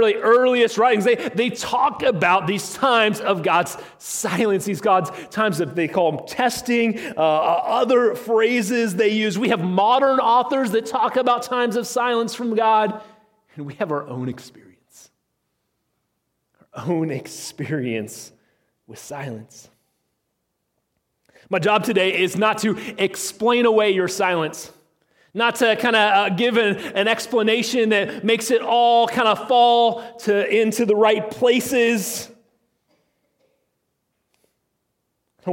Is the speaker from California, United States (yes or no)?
no; Illinois, United States; I was growing up in Illinois, in my little farming town that I grew up